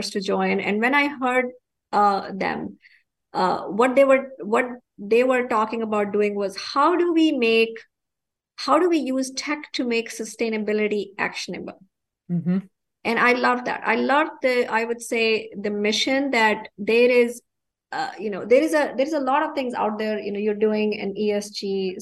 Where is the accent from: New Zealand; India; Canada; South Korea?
India; now in United States; growing up in India, I've grown up without running water